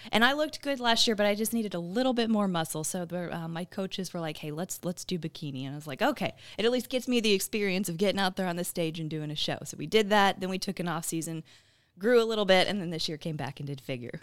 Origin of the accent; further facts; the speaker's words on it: Midlothian, Texas, United States; moved away as an adult; also born or lived in Arizona / Missouri / El Paso, Texas; now in Southeast Texas, United States; I'm originally from the Dallas area. I grew up in Midlothian, Texas.